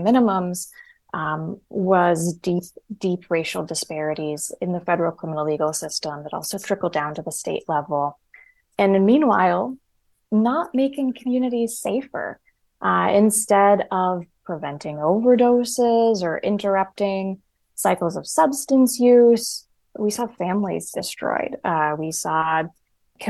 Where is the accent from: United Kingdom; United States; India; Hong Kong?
United States; Rust Belt; I'm from the Rust Belt